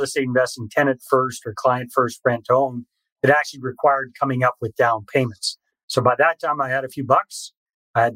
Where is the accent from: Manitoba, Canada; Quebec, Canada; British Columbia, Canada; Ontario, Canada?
British Columbia, Canada; moved away as an adult; also born or lived in Costa Rica; I'm originally Canadian from British Columbia